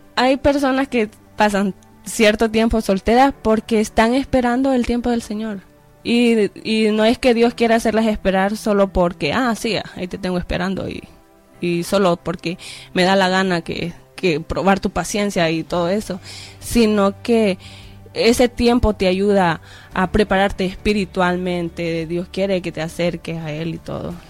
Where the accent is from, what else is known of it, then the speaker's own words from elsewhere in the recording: El Salvador; moved away; allá en El Salvador, en mi país